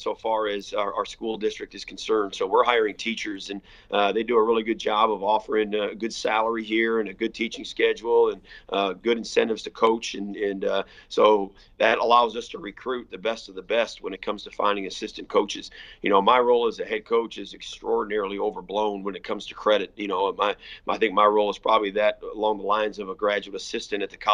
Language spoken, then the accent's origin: English; Michigan, United States; moved away as an adult; also born or lived in Illinois; now in Texas, United States; I grew up in Michigan where private schools and public schools will play each other in a state championship